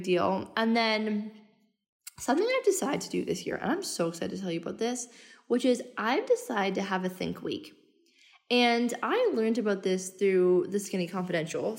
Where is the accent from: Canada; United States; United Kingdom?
Canada; moved away as an adult; also born or lived in Australia; now in Bali, Indonesia; I'm Canadian. I left in 2018 and I haven't been home since